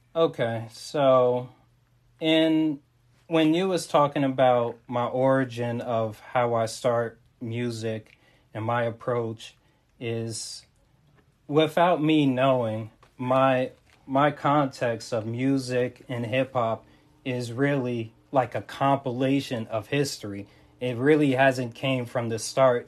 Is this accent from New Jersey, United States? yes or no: yes; Montclair, New Jersey, United States; I'm repping from North Jersey, that is Montclair